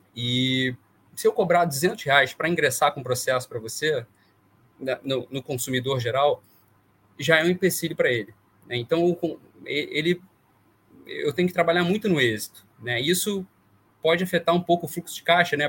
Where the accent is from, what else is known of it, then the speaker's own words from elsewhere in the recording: Vassouras, Rio de Janeiro, Brazil; moved away as an adult; eu sou do interior do Rio, de Vassouras, e vim para o Rio fazer faculdade.